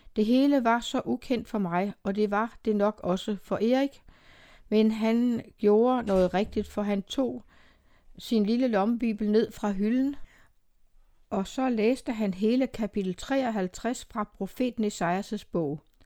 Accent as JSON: {"language": "Danish", "town": "Emmerlev", "region": "Southern Denmark", "country": "Denmark", "tie": "born or raised there"}